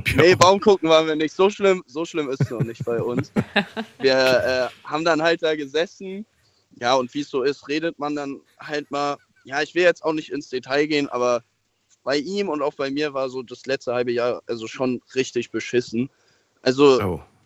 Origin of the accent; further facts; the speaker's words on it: near the Loreley, by Koblenz, Rhineland-Palatinate, Germany; da komme ich her